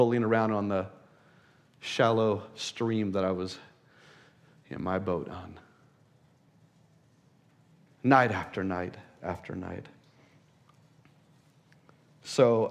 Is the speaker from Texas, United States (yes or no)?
yes; El Paso, Texas, United States; I was born in El Paso, the desert